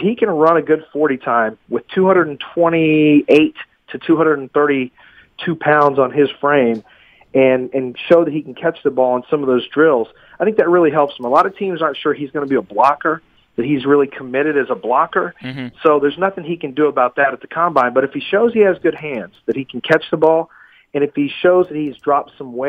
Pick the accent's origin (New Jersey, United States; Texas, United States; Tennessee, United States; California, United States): Texas, United States; I'm from Texas, so I've got a heavy coat ready for 53.